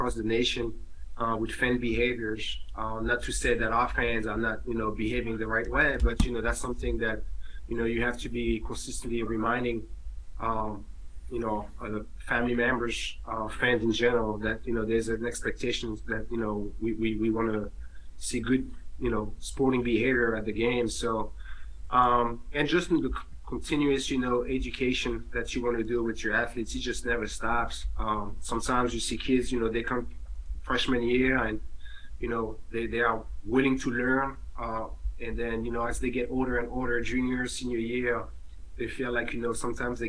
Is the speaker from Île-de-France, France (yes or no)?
yes; Paris, Île-de-France, France; now in Delaware, United States; I was born and raised in Paris.